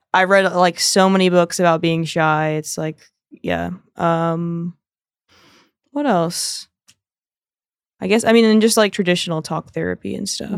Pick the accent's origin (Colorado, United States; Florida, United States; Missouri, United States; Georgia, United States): Florida, United States; South; moved away as an adult; also born or lived in Fort Lauderdale; now in New York, United States; I'm from South Florida, so it's, like, very different than the rest of the state